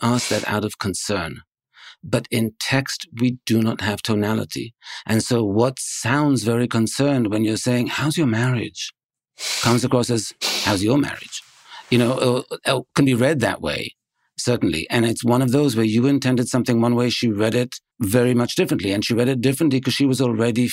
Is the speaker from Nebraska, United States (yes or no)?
no; New York, United States; I'm from New York